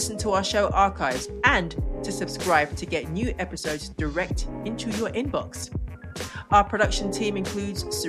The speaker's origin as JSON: {"language": "English", "country": "United Kingdom", "also_born_or_lived": "Ghana", "said": "I'm British as well and Ghanaian"}